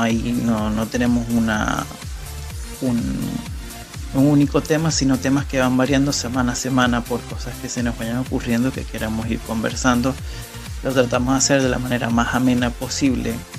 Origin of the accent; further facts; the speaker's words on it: Maracaibo, Zulia, Venezuela; moved away as an adult; now in Rosario, Argentina; venezolano, nací y criado de Maracaibo. Hace cuatro años que estoy viviendo en Rosario, Argentina.